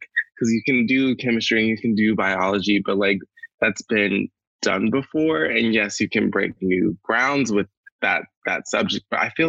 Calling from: Gloucester, Virginia, United States; also born or lived in Mobile, Alabama; I'm calling in from Gloucester, Virginia. It's very humid here.

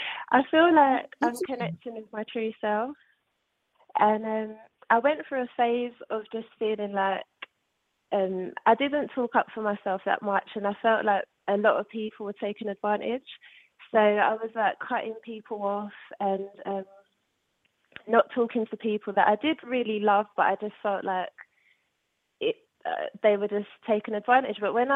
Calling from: London, United Kingdom; I'm calling from London.

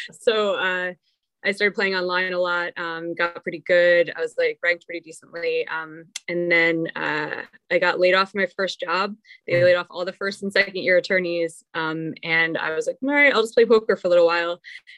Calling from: New Jersey, United States; No, I'm at my mom's house in New Jersey. My grandma's really sick, so I came to visit her.

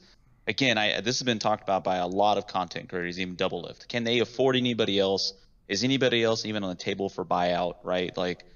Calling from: Austin, Texas, United States; Austin, Texas.

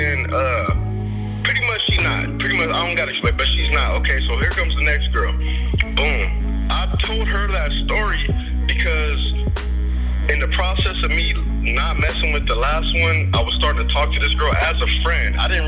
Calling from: New York, United States

